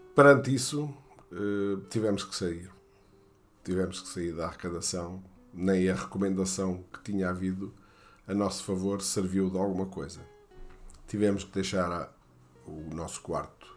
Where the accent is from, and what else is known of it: Portugal; moved away; also born or lived in France